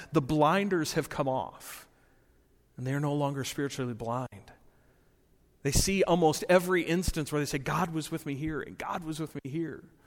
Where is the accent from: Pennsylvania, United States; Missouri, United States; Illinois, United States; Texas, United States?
Illinois, United States; Rockford; moved away as an adult; also born or lived in Appleton, Wisconsin; growing up in Rockford for so many years